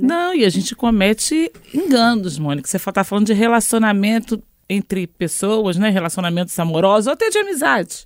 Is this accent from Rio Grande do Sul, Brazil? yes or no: no; Niterói, Rio de Janeiro, Brazil; Eu sou de Niterói, do Rio